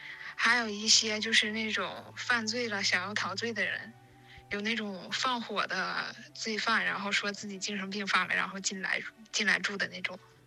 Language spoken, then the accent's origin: Chinese; Changchun, Jilin, China; 她是吉林财经大学的，我是长春人嘛